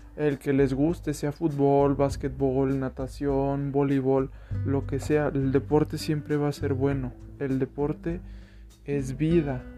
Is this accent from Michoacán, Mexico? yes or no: no; León, Guanajuato, Mexico; also born or lived in Mexico City; soy nacido en la Ciudad de México, actualmente vivo en León, Guanajuato